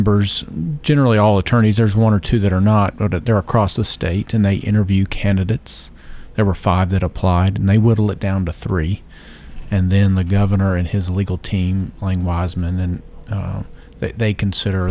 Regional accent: Memphis, Tennessee, United States; now in Murfreesboro, United States; I'm originally from Memphis, Tennessee. Moved here in 2003

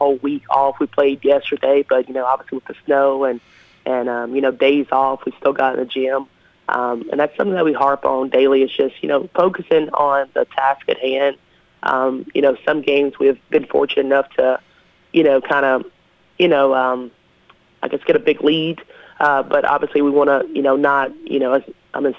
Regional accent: West Tennessee, United States; moved away as an adult; now in Rutherford County, United States; I'm from the West Tennessee area, so when I moved here 4 years ago

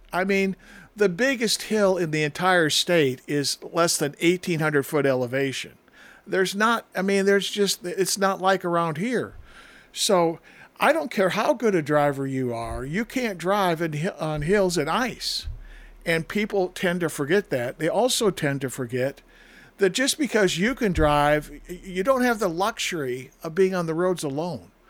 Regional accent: northern Wisconsin, United States; moved away; one time in my hometown, the snow and the drifts were so high that we could walk onto the roof of our school

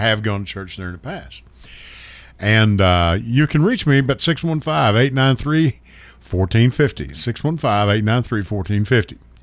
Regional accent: Hopkins County / Muhlenberg County, Kentucky, United States; now in Murfreesboro, United States; We were from Hopkins County, Mule, Muhlenberg in Hopkins County.

